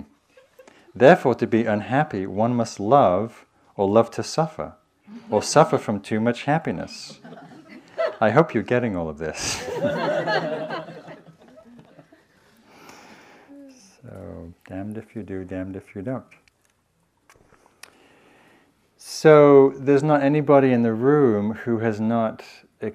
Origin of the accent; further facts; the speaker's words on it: England, United Kingdom; now in United States; I'm from England